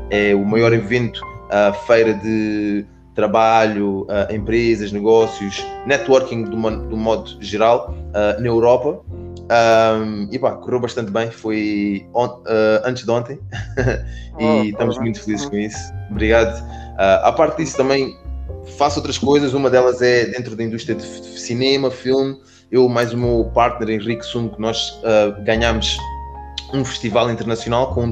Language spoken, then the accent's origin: Portuguese; Portugal; also born or lived in Spain; now in London, United Kingdom; cresci em Portugal, cresci em Espanha, uh, joguei futebol uma vida toda, vim para aqui para o Reino Unido jogar futebol.